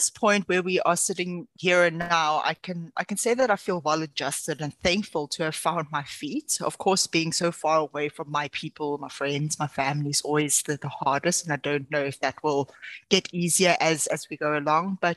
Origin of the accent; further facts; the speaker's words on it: South Africa; moved away as an adult; now in Utrecht, Netherlands; very complicated last name. I'm a South African expat currently living and working in Utrecht, Netherlands.